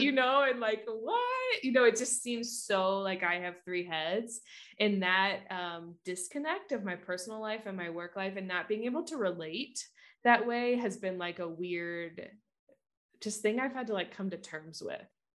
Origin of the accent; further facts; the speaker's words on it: Midwest, United States; I grew up in the Midwest